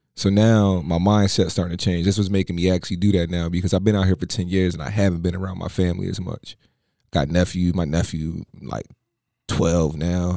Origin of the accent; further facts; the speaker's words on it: Philadelphia, Pennsylvania, United States; growing up in Philly